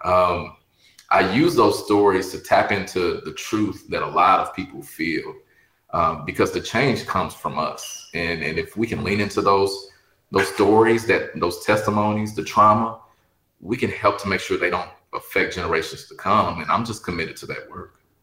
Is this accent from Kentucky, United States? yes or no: yes; Louisville, Kentucky, United States; I'm from the west end of Louisville.